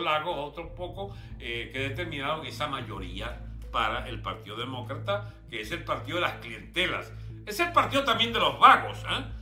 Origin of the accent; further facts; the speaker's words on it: Venezuela; Nosotros somos venezolanos y repúblicos